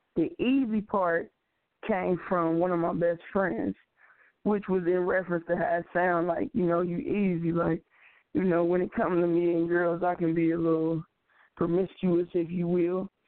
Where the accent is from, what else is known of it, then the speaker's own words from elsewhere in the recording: Cincinnati, Ohio, United States; I am from Cincinnati, Ohio.